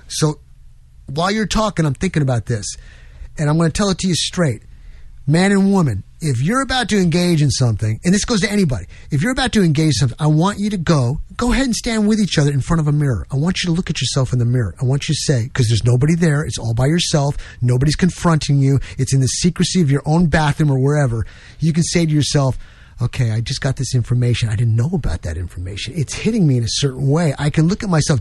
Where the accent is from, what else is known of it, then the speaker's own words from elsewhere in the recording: New York, United States; moved away; I come from New York. I'm on the streets, and yeah, I was in a Roman Catholic church, and went to St. Mary's School